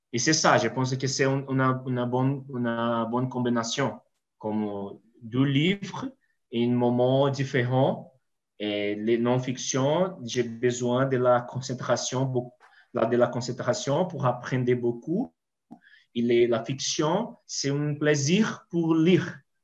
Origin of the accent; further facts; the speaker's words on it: Pouso Alegre, Minas Gerais, Brazil; French is a second language; now in Caruaru, Brazil; je suis de Minas Gerais, Pouso Alegre